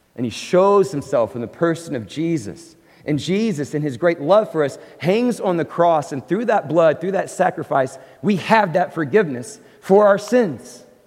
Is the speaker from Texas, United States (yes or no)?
yes; Abilene, Texas, United States; also born or lived in Oklahoma / California; now in Dallas-Fort Worth, United States; I grew up in a Presbyterian church in Abilene, Texas